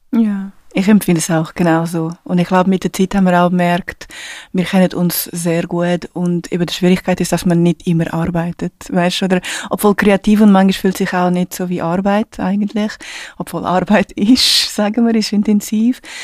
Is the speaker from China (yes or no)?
no; Portugal; German is a second language; moved away; da, wo ich geboren bin, in einer kleinen Stadt in Portugal